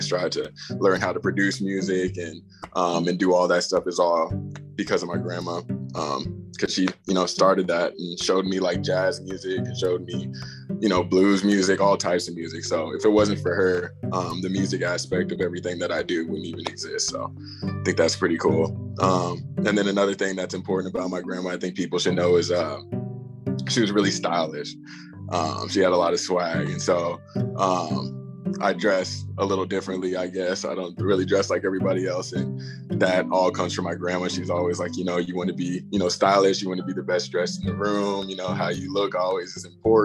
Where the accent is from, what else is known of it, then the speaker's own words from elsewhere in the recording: Phoenix, Arizona, United States; I'm from Phoenix, Arizona